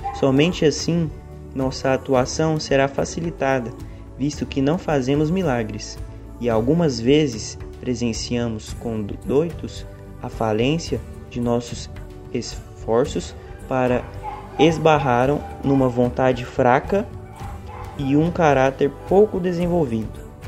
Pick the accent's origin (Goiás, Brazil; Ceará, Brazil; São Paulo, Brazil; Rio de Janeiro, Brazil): Goiás, Brazil; Goiânia; eu sou de Goiânia, do Centro Espírita Caridade Caminho